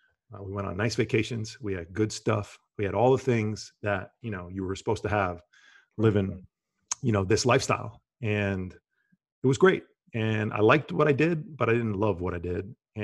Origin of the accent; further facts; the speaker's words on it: New Jersey, United States; I grew up in Bergen County in the New York, New Jersey area. You know, New York, New Jersey, basketball and Wall Street probably defined the majority of my life for a long period of time.